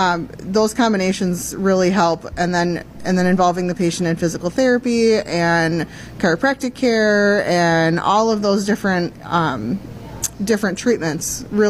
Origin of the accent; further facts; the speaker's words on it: Beaver Dam, Wisconsin, United States; I'm a Beaver Dam native.